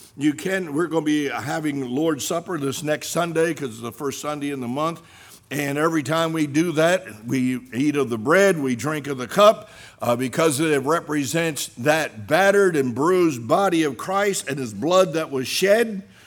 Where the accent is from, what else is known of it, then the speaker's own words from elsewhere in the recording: Salem, United States; Doctor Paul Vandermim's from my hometown in Salem